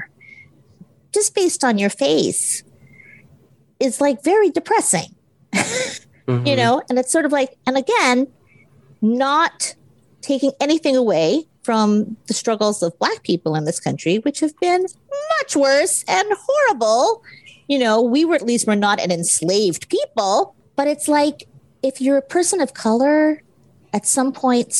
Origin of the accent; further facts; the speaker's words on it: Hawaii, United States; I grew up in Hawaii, where Asians mm-hmm. are the majority